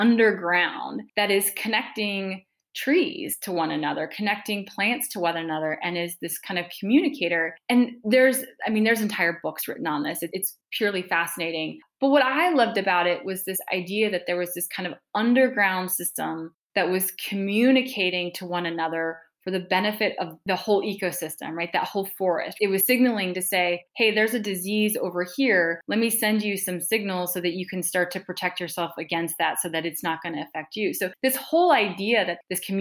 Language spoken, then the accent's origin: English; Montana, United States; I'm a fifth generation Montanan. I grew up in Montana